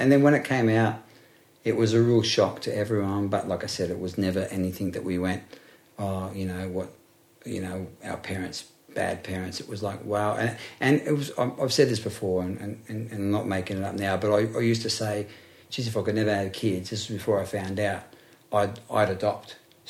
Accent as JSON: {"language": "English", "town": "Blacktown", "region": "New South Wales", "country": "Australia", "tie": "born or raised there", "also_born_or_lived": "Lalor Park", "said": "Growing up in Blacktown, not saying that Blacktown has been tarnished a bit, but I grew up a Westie and I loved it. Like I grew up in Layla Park, so I went, you know, Blacktown boy."}